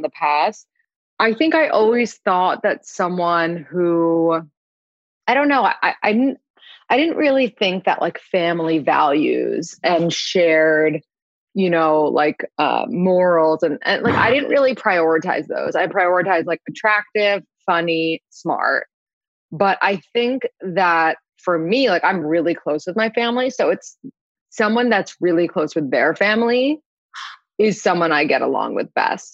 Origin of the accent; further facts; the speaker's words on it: New York City, New York, United States; I'm from New York City